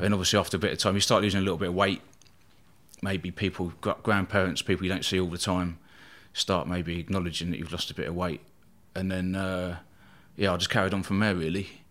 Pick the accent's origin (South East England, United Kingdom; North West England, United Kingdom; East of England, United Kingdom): South East England, United Kingdom; Eastbourne; born or raised there